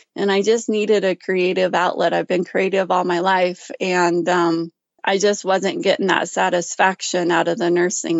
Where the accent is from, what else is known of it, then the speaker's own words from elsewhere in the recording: Ashton, Idaho, United States; now in Gooding, United States; I was raised in Ashton, Idaho